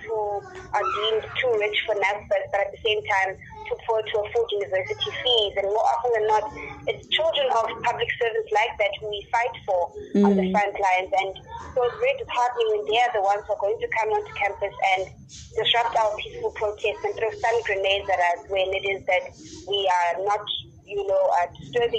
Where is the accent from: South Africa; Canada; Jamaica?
South Africa; Cape Town, Western Cape; moved away as an adult; now in Johannesburg, South Africa; I was born in Cape Town. I raised in Cape Town, and I moved to Johannesburg about 5 years ago